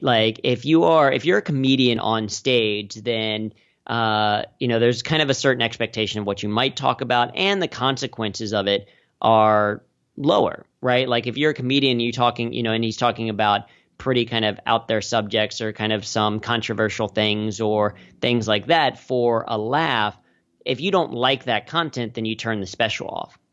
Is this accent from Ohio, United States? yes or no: yes; Cincinnati, Ohio, United States; I grew up in Cincinnati